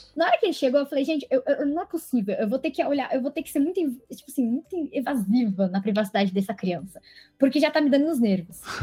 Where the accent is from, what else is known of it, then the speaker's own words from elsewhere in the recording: Guarulhos, São Paulo, Brazil; sou de Guarulhos